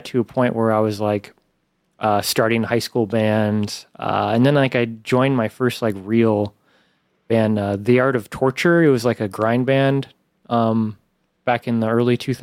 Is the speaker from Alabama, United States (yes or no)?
yes; Alabama, United States; moved away; I did some growing up in the South in Alabama